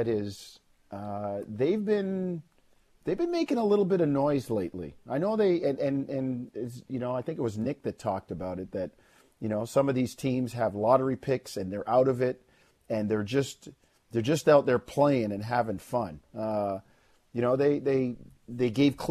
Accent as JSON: {"language": "English", "country": "Jamaica", "tie": "born or raised there", "moved": "yes", "lives_now": "Canada", "said": "I was born in Jamaica, but I live in Canada. I'm a Canadian."}